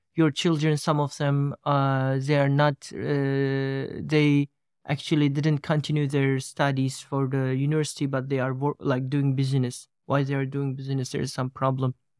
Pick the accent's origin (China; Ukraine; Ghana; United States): China; East Turkestan, Xinjiang; moved away; I'm coming from East Turks, as they call Xinjiang.